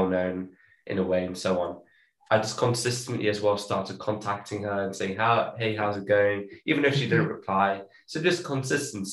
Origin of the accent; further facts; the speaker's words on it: London, United Kingdom; also born or lived in Cape Town, South Africa; And then I was born here in London, but then because I didn't have like a British citizenship or like passport, I was still South African. And then we moved back to South Africa in a few months after I was born. So I had the chance to live in Cape Town for around 4 years or so.